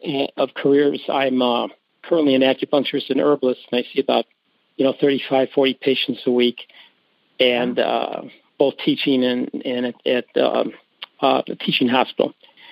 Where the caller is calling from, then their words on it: Villa Park, Illinois, United States; I'm calling from Villa Park, Illinois, which is right outside of the Chicago area.